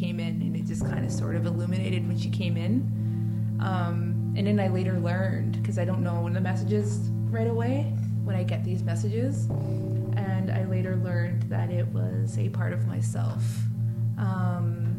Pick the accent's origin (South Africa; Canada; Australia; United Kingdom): Canada; Secwepemc Nation, British Columbia; I come from Seashell Nation.